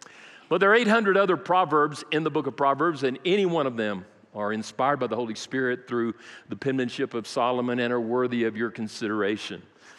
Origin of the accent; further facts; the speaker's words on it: Brazil; I grew up in South America, Brazil. I speak fluent Portuguese.